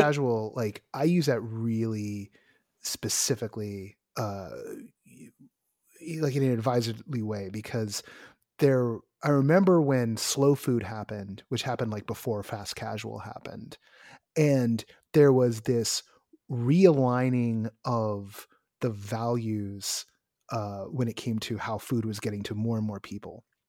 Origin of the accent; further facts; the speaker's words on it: Bay Area, California, United States; I'm someone from the Bay Area